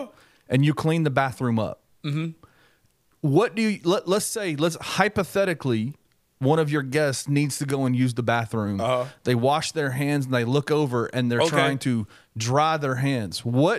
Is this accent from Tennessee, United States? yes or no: yes; Memphis, Tennessee, United States; I grew up in Memphis, man.